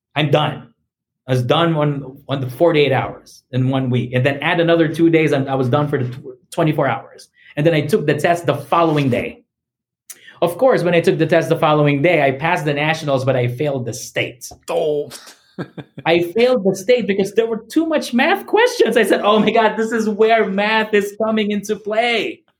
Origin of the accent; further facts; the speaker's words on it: Philippines; first language English; moved away as an adult; also born or lived in Missouri, United States; now in United States; I was born and raised in the Philippines, and I've been here in the U.S. for um, for 14 years now. I was 25 years old when I when I arrived here